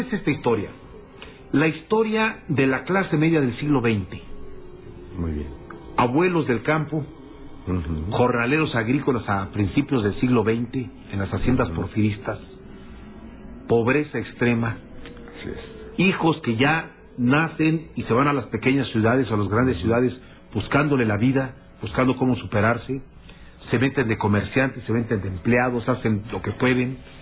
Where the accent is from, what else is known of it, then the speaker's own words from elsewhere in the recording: Guanajuato, Mexico; now in Mexico City, Mexico; siendo yo diputado local en mi tierra, en Guanajuato